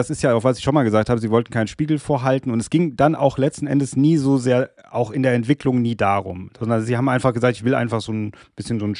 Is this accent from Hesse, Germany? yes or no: yes; Hesse, Germany; Ja, ja, ja, ist ein Hesse. Ich bin ja auch hier aus Hessen. Ich bin ja auch